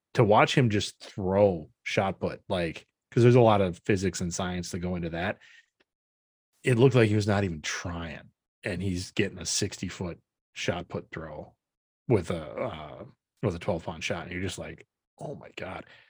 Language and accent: English; Brodhead, Wisconsin, United States; moved away; go down to my hometown